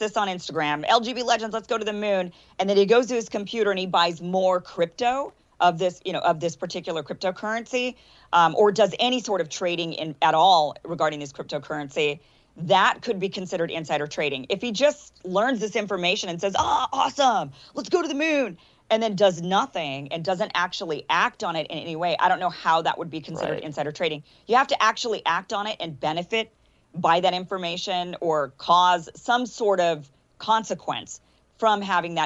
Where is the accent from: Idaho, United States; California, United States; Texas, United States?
Idaho, United States; I'm from Idaho, a lot of gun owners in Idaho